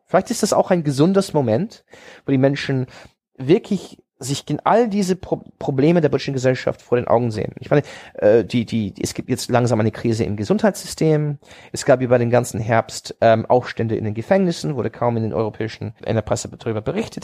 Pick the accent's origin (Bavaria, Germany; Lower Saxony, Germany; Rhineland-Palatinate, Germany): Lower Saxony, Germany; Hanover; also born or lived in Oxford; Ich, ich, ich sah mich als Hannoveraner, weil das ist meine Heimatstadt